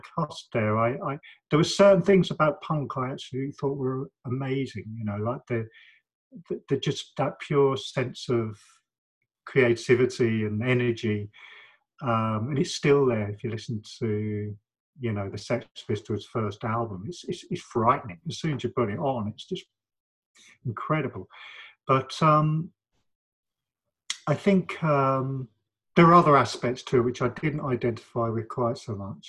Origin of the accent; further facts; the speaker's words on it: London, United Kingdom; also born or lived in Manchester / Spain; living in London and growing up in London